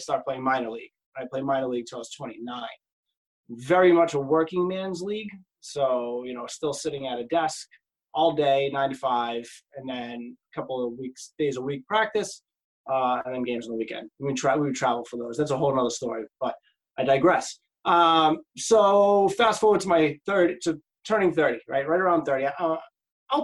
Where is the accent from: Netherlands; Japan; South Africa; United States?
United States; Lynn, Massachusetts; also born or lived in Cambridge, Massachusetts; Family's originally from East Cambridge, but I grew up mostly in Lynn